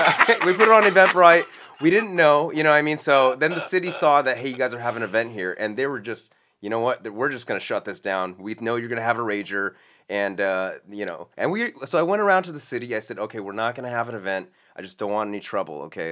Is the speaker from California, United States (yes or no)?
yes; Los Angeles, California, United States; I was born here in Los Angeles